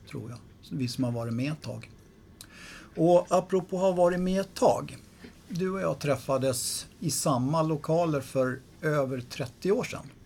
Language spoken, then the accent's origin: Swedish; Stockholm, Stockholm County, Sweden; Där jag växte upp, inne på Söder